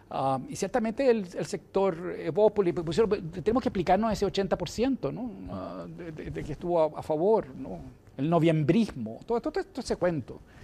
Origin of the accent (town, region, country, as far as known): Chile